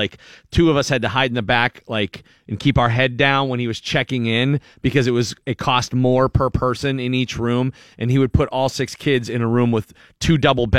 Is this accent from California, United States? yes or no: no; Erie, Pennsylvania, United States; I grew up in Erie and it was just, you know, covered in snow for 3 months.